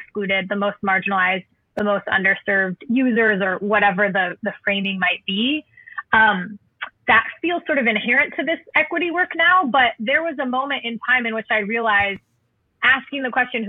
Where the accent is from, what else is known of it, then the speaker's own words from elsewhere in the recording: Southern California, United States; I grew up in Southern California